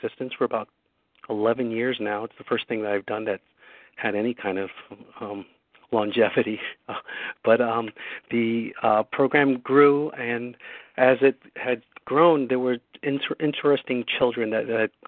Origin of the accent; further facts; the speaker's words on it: Newark, New Jersey, United States; I grew up in Newark, New Jersey. I was a product of the inner city